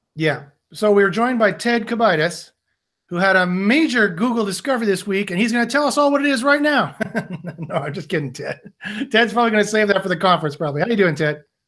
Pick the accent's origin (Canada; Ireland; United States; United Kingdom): Canada; we're both Canadian